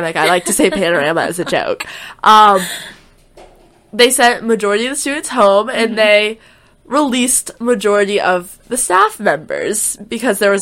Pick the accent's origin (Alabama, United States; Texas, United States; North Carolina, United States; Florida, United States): North Carolina, United States; Huntersville; also born or lived in Chapel Hill, North Carolina; I am from Huntersville, North Carolina